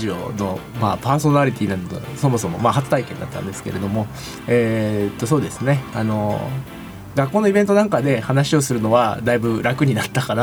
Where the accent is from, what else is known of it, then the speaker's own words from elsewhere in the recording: Niigata, Japan; moved away; 私はあの新潟出身なので